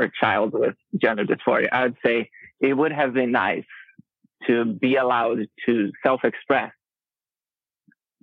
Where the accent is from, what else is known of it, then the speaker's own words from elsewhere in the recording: Brazil; moved away as an adult; also born or lived in Rio de Janeiro; now in Twin Cities, United States; I live in Twin Cities, but I am native Brazilian